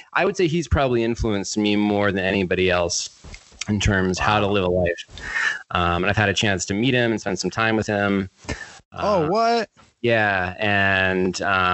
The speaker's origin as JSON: {"language": "English", "region": "central Maine", "country": "United States", "tie": "born or raised there", "said": "where I grew up in Maine, it's sort of central Maine"}